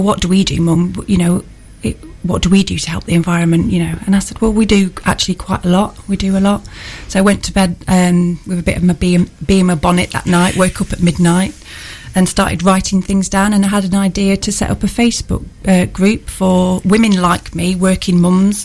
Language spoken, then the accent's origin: English; Manchester, North West England, United Kingdom; now in Newark, United Kingdom; I'm originally from Manchester